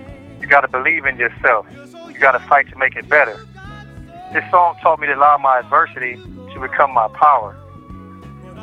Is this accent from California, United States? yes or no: yes; Long Beach, California, United States; I'm from Long Beach, California